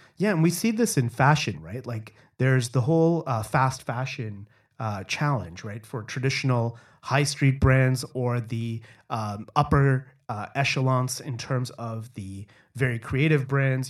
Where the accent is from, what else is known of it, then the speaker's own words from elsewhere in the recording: Toronto, Ontario, Canada; growing up in Toronto